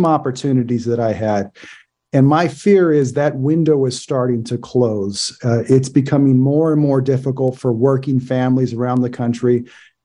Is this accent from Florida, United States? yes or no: no; Oakland, California, United States; I was born and raised in East Oakland. My roots run deep. I grew up in the Fruitvale neighborhood.